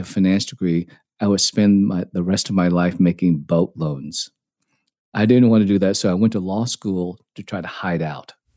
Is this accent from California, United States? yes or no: no; Dallas, Texas, United States; also born or lived in Hong Kong; I grew up in Dallas, played tennis growing up, not very well